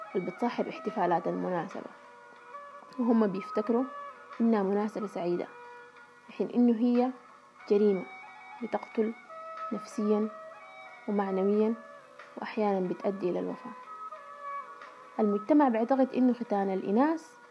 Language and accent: Arabic; Sudan; من السودان